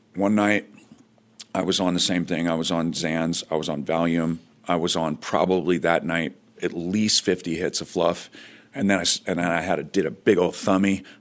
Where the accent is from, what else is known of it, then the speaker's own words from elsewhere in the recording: Fresno, California, United States; I grew up in Fresno, California